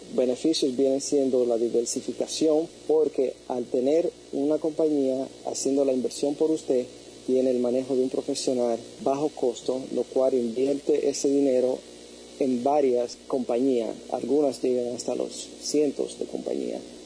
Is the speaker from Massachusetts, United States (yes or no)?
no; New York, United States; now in San Francisco, United States; yo soy originalmente de New York